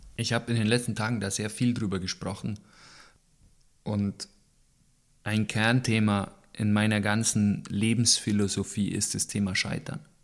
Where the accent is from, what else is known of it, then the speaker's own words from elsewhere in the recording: Bavaria, Germany; das ist bei uns in Süddeutschland, in Bayern